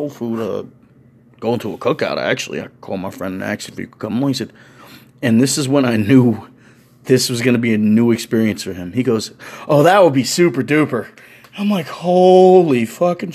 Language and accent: English; New York City, New York, United States; a New Yorker